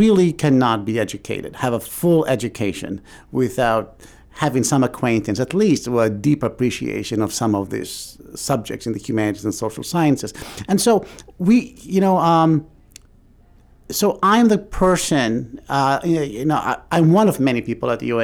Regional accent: Tangier, Tanger-Tetouan-Al Hoceima, Morocco; moved away as an adult; also born or lived in New York City, United States; now in Maine, United States; I was born in Tangier, Morocco, and I grew up in Tangier, and then I came to the States in 1983 to New York City

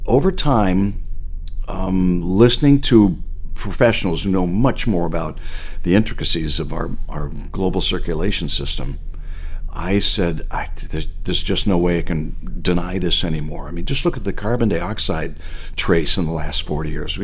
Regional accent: outside of Boston, Massachusetts, United States; moved away as an adult; now in Portland, Maine, United States; when I grew up outside of Boston, I grew up outside of Boston, came back to Boston as a professional

